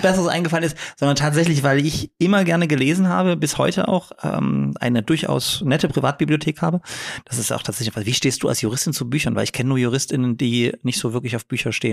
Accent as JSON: {"language": "German", "town": "Dresden", "region": "Saxony", "country": "Germany", "tie": "born or raised there", "said": "ich bin in Dresden geboren"}